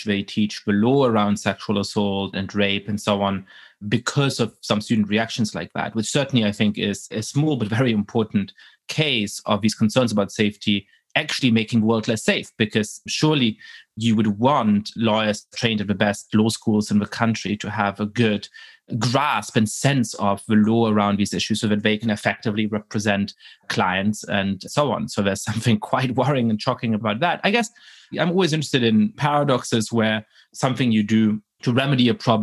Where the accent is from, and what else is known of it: Germany; born or raised there